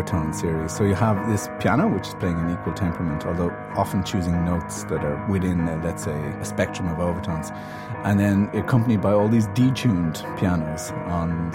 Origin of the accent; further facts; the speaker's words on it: Ireland; I'm Irish, not English